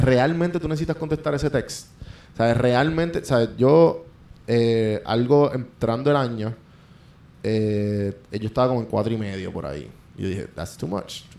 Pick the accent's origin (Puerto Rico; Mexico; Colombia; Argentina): Puerto Rico; moved away as an adult; now in Atlanta, United States; yo soy boricua